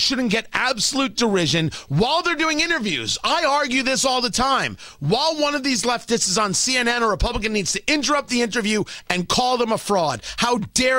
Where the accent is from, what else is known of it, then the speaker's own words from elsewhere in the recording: New Jersey, United States; I grew up in Jersey. That was Stern country